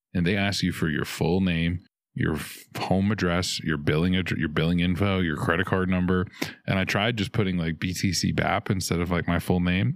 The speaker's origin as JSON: {"language": "English", "town": "New Orleans", "region": "Louisiana", "country": "United States", "said": "I'm from New Orleans, much bigger"}